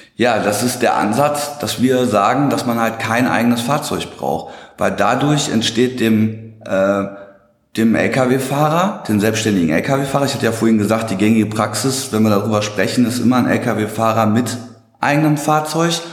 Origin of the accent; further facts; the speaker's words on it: Hagen, North Rhine-Westphalia, Germany; now in Dortmund, Germany; komme aus Dortmund. Gebürtig komme ich aus Hagen-Limburg, äh, falls jemand das Nest kennt